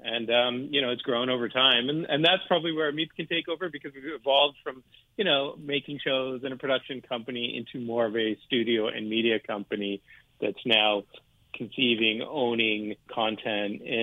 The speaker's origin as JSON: {"language": "English", "town": "Boston", "region": "Massachusetts", "country": "United States", "tie": "born or raised there", "said": "I grew up in Boston, Massachusetts, as a first-generation American."}